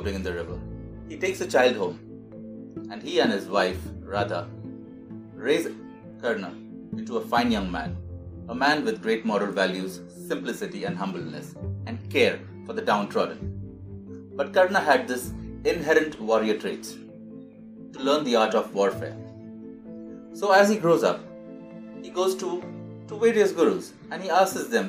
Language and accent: English; India; I take pride in being a part of this ancient culture as an Indian